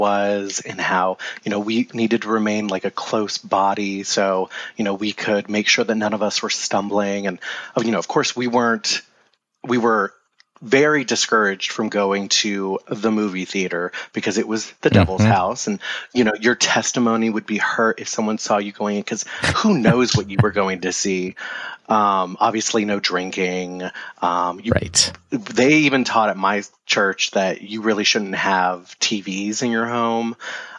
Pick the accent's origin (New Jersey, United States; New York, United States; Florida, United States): Florida, United States; Bradenton; moved away as an adult; I'm actually from Florida. And so when I was growing up, I attended a Christian school in Bradenton, Florida. I started in K-4. And went all the way through 12th grade.